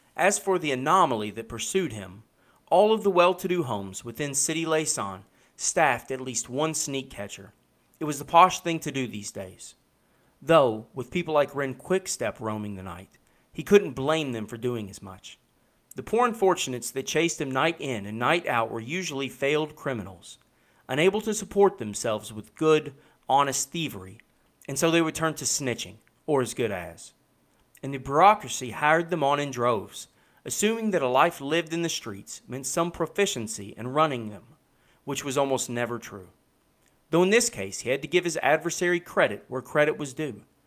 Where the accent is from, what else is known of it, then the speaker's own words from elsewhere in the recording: Kentucky, United States; I'm from Kentucky